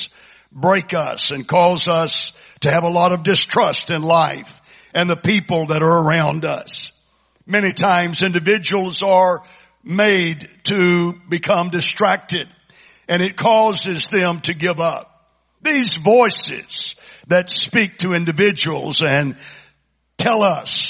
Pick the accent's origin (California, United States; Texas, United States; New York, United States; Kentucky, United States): Texas, United States; Kingwood; we're from Kingwood